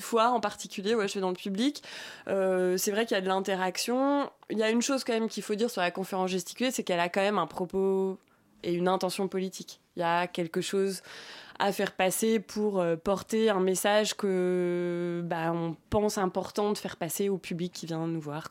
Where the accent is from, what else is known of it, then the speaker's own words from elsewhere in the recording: Brittany, France; moved away; j'ai grandi en Bretagne. Je suis bretonne.